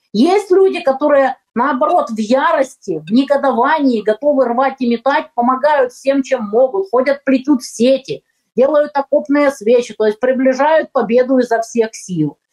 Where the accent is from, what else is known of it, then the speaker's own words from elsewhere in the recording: Ukraine; also born or lived in Donbas; я украинка